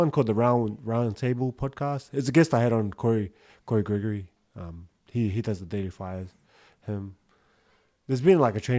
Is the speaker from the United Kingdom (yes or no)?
no; Australia; I listen to an Aussie one because I'm Aussie as well.